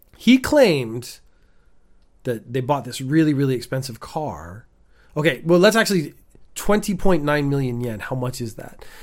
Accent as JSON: {"language": "English", "country": "Canada", "moved": "yes", "lives_now": "Japan", "said": "I, as a Canadian, have never fully adapted to the Japanese summer"}